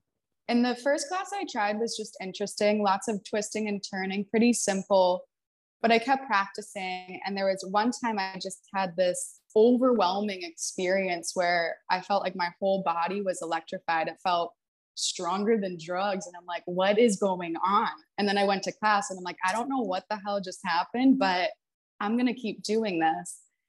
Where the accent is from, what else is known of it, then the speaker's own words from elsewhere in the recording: New Hampshire, United States; also born or lived in Texas / Seattle; I bopped around the country when I was growing up, but I was born in New Hampshire, and then I moved to Texas for a little bit, moved to Seattle. That's where I went to elementary school, and then I went back to New Hampshire.